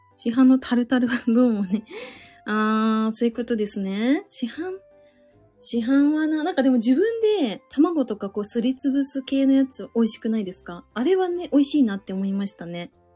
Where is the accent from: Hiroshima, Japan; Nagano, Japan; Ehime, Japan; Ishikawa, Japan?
Ishikawa, Japan; Suzu; accent: Suzu dialect; 私、あの、親と話すときめっちゃ方言出ちゃう